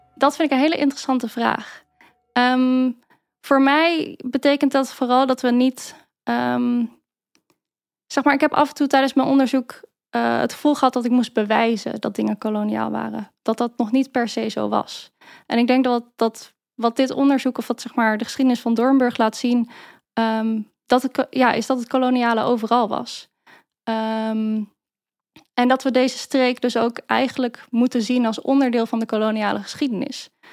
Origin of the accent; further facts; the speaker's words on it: Maarssen, Utrecht, Netherlands; now in Utrecht, Netherlands; Ik ben opgegroeid in Maarsen, Zandweg-Oostert om precies te zijn